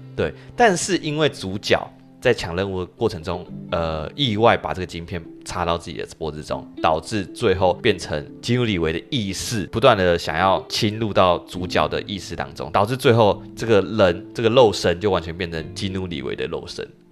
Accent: Taiwan; accent: Taiwanese English; 他们的那个日式英文口音真的是不输给我们台式英文口音

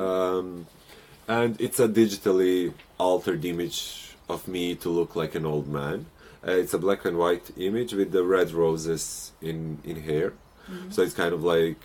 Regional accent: Montenegro; moved away; my home country, Montenegro

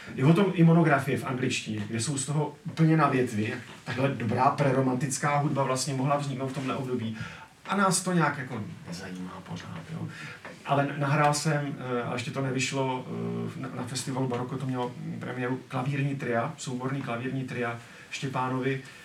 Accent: Czechia; My jako Češi

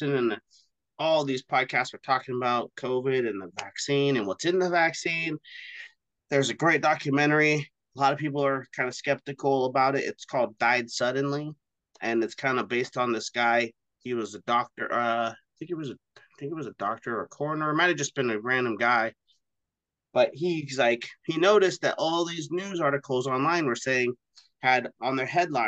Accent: Oregon, United States; here in Oregon when I was a kid

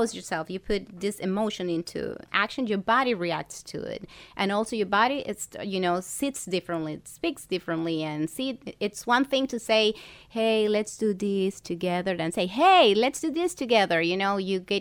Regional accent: Ecuador; moved away as an adult; now in Miami, United States; in Ecuador. I'm from Ecuador

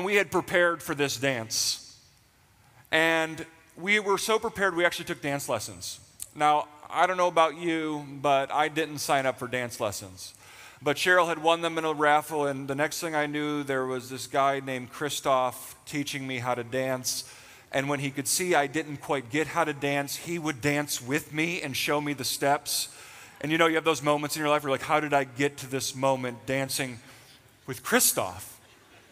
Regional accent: Western New York, United States; moved away as an adult; now in Pennsylvania, United States; We actually got married and moved to Pennsylvania. We're from Western New York

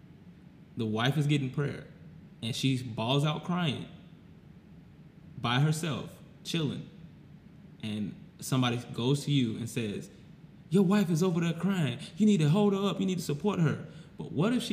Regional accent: Florida, United States; moved away; I'm not from here. I'm from Florida.

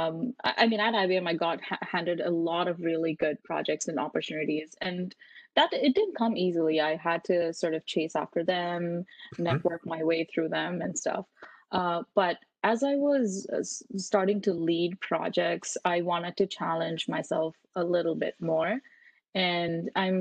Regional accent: India; moved away as an adult; now in Canada; I grew up in India, and I graduated from high school in India, and then I moved to Canada to pursue engineering at Queen's

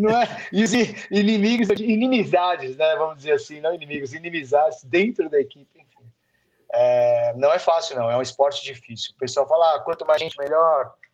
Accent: São Paulo, Brazil; eu nasci em São Paulo, sou paulistano da Gema

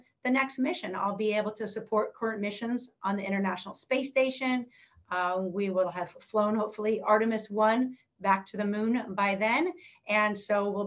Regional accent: Northern California, United States; growing up in Northern California

